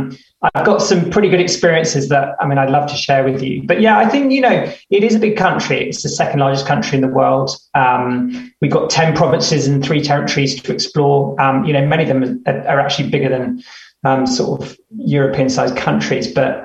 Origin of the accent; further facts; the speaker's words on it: United Kingdom; I am a Brit, but I'm closing in on honorary Canadian status.